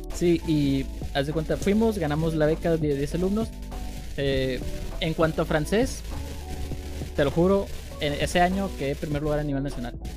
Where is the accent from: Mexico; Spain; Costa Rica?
Mexico; Y yo como mexicano, que me encanta ser mexicano